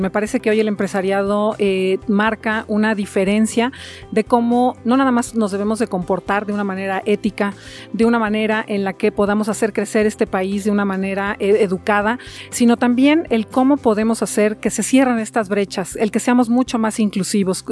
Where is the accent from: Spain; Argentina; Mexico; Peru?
Mexico; yo en lo personal soy una mexicana de hueso colorado